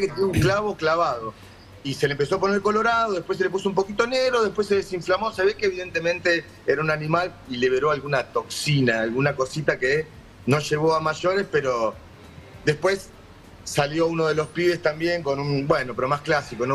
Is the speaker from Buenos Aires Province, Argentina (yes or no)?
yes; Conurbano, Buenos Aires Province, Argentina; somos blancos, sí, pero también somos argentinos y conocemos y somos de conurbano